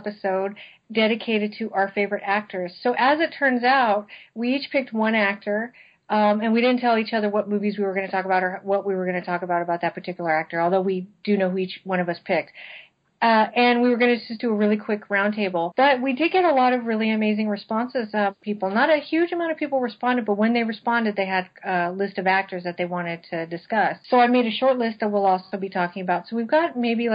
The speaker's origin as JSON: {"language": "English", "region": "West Coast", "country": "United States", "accent": "West Coast", "said": "my kind of accent, which is just West Coast"}